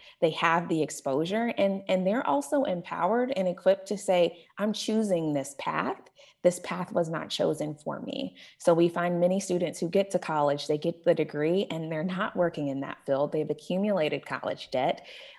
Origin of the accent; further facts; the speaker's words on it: Tulsa, Oklahoma, United States; has come from my own upbringing here in Tulsa. I grew up in Union Public Schools.